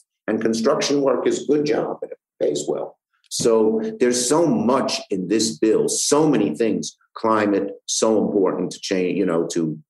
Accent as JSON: {"language": "English", "town": "New York City", "region": "New York", "country": "United States", "said": "I'm from Brooklyn"}